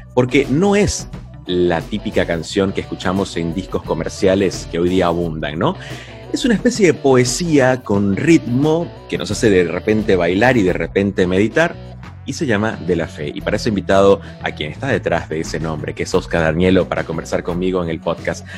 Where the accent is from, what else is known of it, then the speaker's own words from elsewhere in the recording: Venezuela; en Venezuela, mi país natal